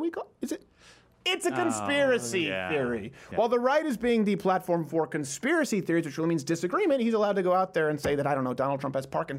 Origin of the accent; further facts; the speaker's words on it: Ireland; Look, I'm like, I'm Irish.